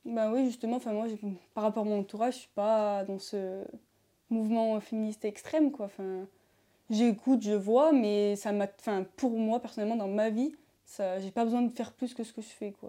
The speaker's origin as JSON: {"language": "French", "town": "Beaucroissant", "region": "Auvergne-Rhône-Alpes", "country": "France", "said": "je suis euh, de Beaucroissant, en Isère"}